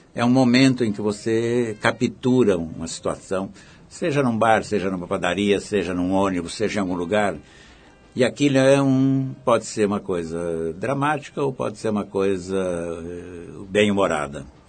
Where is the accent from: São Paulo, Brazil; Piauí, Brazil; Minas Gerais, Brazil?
São Paulo, Brazil; Araraquara; moved away; a Araraquara, onde eu nasci